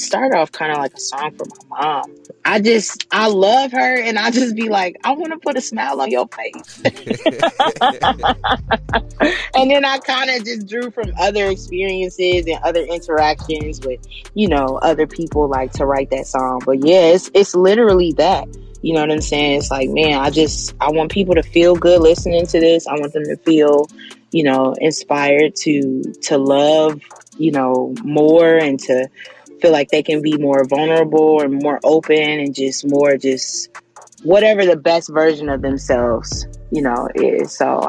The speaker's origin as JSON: {"language": "English", "town": "Gary", "region": "Indiana", "country": "United States", "tie": "born or raised there", "said": "I'm originally from Gary, Indiana."}